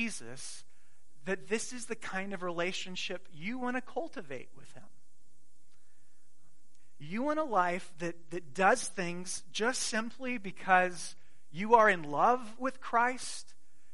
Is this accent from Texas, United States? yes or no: no; Arizona, United States; I grew up in Arizona